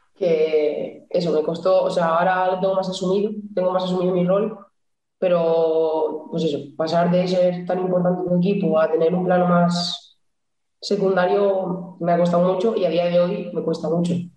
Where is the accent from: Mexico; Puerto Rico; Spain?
Spain; Santander, Cantabria; moved away as an adult; now in Burela, Spain; soy de Santander. Desde Navidades, que no piso mi casa